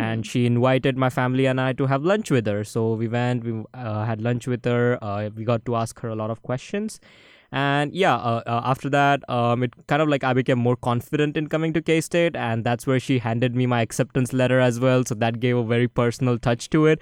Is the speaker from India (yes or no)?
yes; Maharashtra, India; now in Manhattan, United States; it has the second longest river in India originating in my hometown